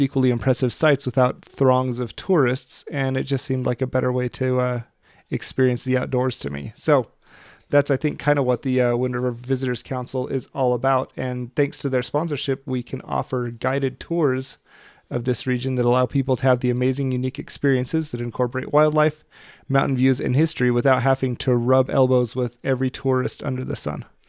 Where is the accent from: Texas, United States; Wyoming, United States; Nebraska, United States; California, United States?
Wyoming, United States; Lander; I grew up in Lander